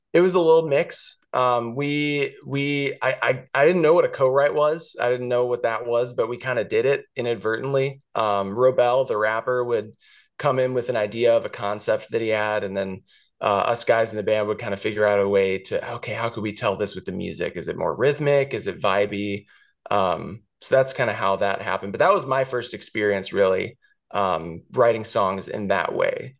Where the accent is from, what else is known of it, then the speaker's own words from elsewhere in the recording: St. Louis, Missouri, United States; moved away; growing up in Saint Louis, I lived in the same house my whole life